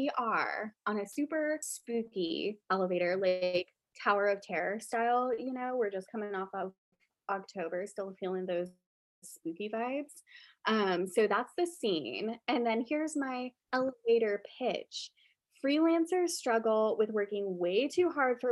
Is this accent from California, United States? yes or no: no; Florida, United States; I'm originally from Florida